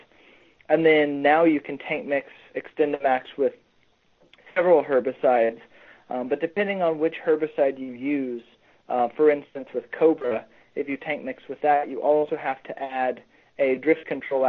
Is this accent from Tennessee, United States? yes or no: no; Norman, Oklahoma, United States; moved away as an adult; also born or lived in Nebraska / Queensland, Australia; now in Missouri, United States; I grew up in Norman, Oklahoma